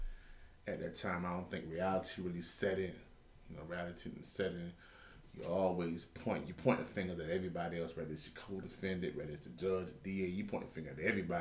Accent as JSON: {"language": "English", "town": "Savannah", "region": "Georgia", "country": "United States", "tie": "born or raised there", "said": "Pretty much born and raised right here in Savannah, Georgia. Been here all my life, pretty much"}